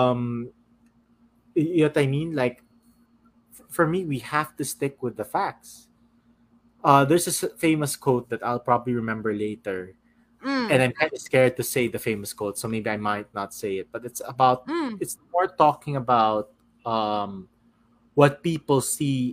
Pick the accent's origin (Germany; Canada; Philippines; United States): Philippines; I'm a Filipino